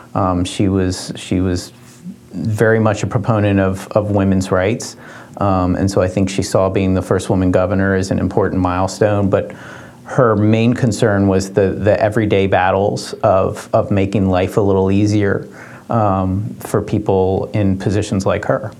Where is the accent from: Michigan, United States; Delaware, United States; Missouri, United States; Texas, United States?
Delaware, United States; Dover; I grew up in Dover